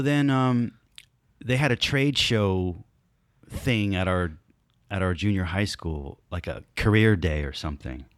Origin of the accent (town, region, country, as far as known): Stone Mountain, Georgia, United States; born or raised there; also born or lived in North Bergen, New Jersey